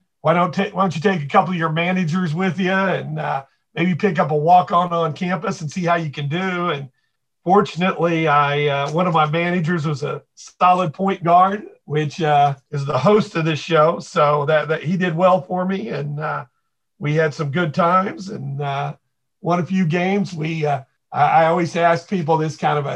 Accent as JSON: {"language": "English", "town": "Springfield", "region": "Missouri", "country": "United States", "tie": "born or raised there", "moved": "yes", "lives_now": "Overland Park, United States", "said": "I grew up in Springfield and went to Glendale High School."}